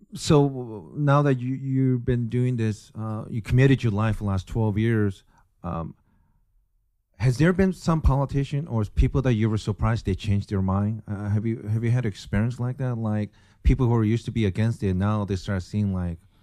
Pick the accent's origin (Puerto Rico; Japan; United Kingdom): Japan; moved away; also born or lived in Tacoma, Washington, United States; born and raised in Japan